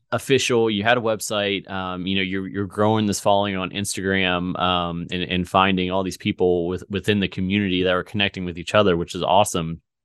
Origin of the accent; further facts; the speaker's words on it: Virginia, United States; moved away as an adult; also born or lived in Missouri; I'm in, in Missouri now, but, you know, I grew up in Virginia in a very small town